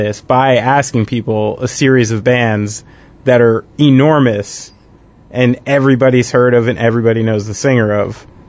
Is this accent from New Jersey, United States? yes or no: yes; Somerville, New Jersey, United States; also born or lived in Raritan, New Jersey / Bridgewater, New Jersey; Went to high school in Bridgewater, grew up in Somerville. So I'm a Somerset County